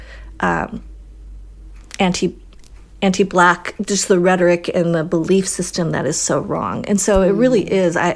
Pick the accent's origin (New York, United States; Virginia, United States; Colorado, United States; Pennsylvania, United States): Colorado, United States; also born or lived in Wisconsin; growing up in Colorado